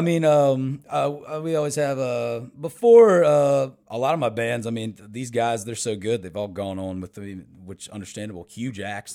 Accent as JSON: {"language": "English", "town": "Winchester", "region": "Virginia", "country": "United States", "tie": "born or raised there", "moved": "as an adult", "lives_now": "Nashville, United States", "said": "I'm from the Northern Virginia area"}